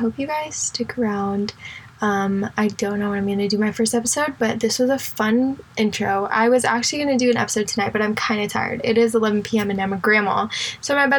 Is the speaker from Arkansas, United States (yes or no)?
no; Indianapolis, Indiana, United States; now in Houston, United States; I actually am from Indianapolis, Indiana